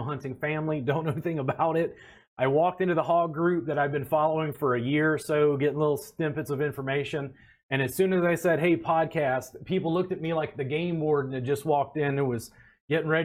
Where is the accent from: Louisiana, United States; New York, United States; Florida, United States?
Louisiana, United States; now in Austin, United States; I live in Austin now, but I grew up in Louisiana